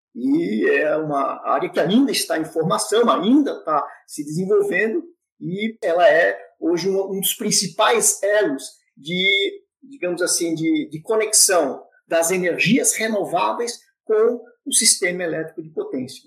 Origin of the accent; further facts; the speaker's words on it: São Paulo, Brazil; sou natural da cidade de São Paulo, São Paulo